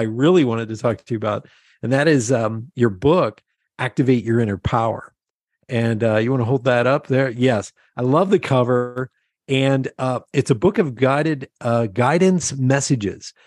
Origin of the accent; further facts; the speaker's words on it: Lebanon, Pennsylvania, United States; I grew up in Lebanon, Pennsylvania, surrounded by farmers.